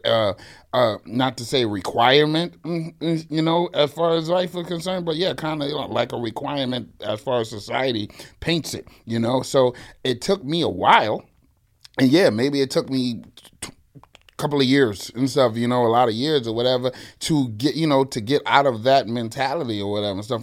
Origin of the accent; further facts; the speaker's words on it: New York City, New York, United States; born and raised in the Bronx